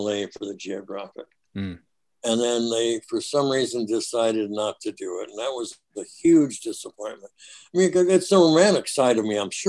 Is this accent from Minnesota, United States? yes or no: yes; Minneapolis, Minnesota, United States; moved away; Hey, I was a Northside guy. I was right there by Camden.